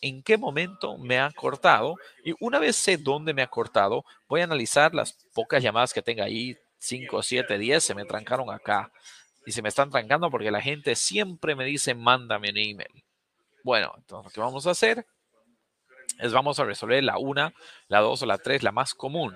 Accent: Bolivia; moved away; yo soy, yo nací, crecí en Bolivia

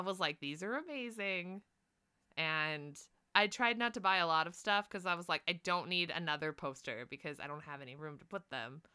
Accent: United States; I'm from the United States

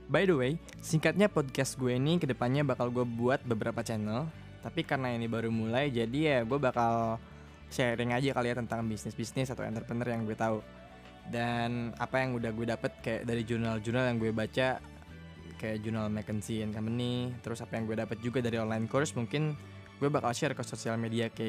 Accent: Tasikmalaya, West Java, Indonesia; also born or lived in Bandung; now in Jakarta, Indonesia; eh gue lahir di Tasikmalaya lahir dan besar di Tasik itu kota sejuta kenangan

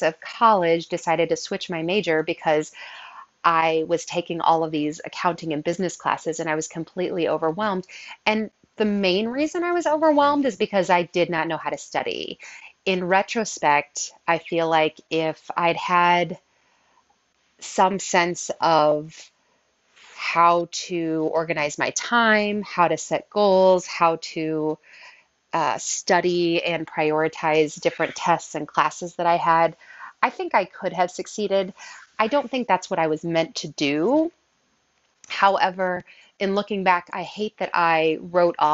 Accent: Southern Illinois, United States; also born or lived in Belleville, Illinois; I grew up in Southern Illinois. I lived in the same town from birth until eighth grade, at which point we moved to Belleville, Illinois

